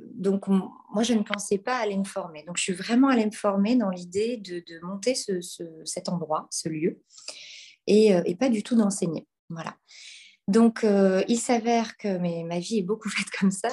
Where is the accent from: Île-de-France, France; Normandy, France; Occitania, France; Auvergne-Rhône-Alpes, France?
Normandy, France; par chez nous, en Normandie